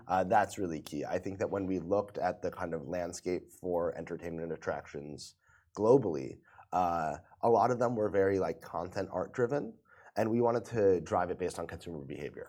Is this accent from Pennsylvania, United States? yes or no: no; New York, United States; moved away as an adult; now in Dubai, United Arab Emirates; so I'm from New York. I mm-hmm. moved to Dubai about four years ago